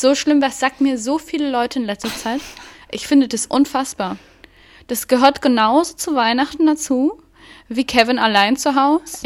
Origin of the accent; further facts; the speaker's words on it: Thuringia, Germany; ich komme auch aus Thüringen